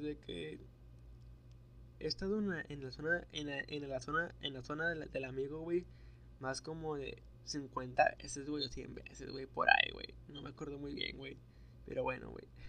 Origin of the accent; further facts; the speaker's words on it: Nuevo Laredo, Tamaulipas, Mexico; accent: norteño; Soy de Nuevo Laredo, Tamaulipas